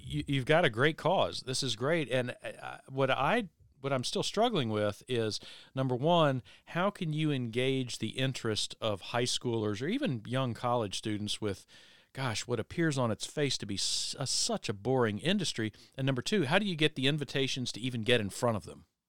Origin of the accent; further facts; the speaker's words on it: Virginia Beach, Virginia, United States; I was a high schooler growing up in Virginia Beach